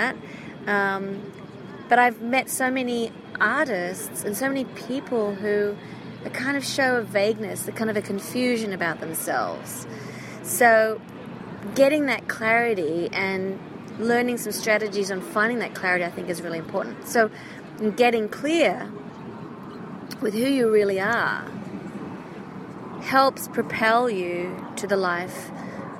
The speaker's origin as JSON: {"language": "English", "country": "Australia", "moved": "yes", "lives_now": "Hollywood, United States", "said": "I am an Australian, Hollywood-based singer-songwriter"}